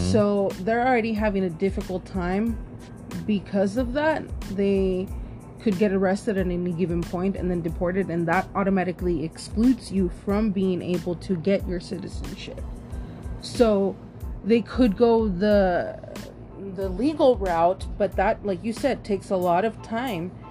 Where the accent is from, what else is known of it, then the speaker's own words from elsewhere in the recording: Austin, Texas, United States; also born or lived in Round Rock, Texas; I grew up in Austin, Texas